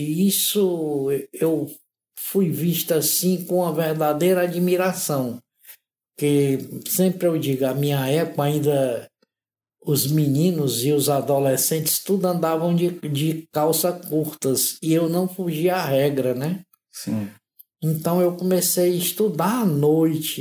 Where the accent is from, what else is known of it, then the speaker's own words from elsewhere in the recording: Fortaleza, Ceará, Brazil; moved away as an adult; now in Joinville, Brazil; eu sou nordestino, sou cearense, apesar de ser a, de ter ascendência italiana, que sou neto de italianos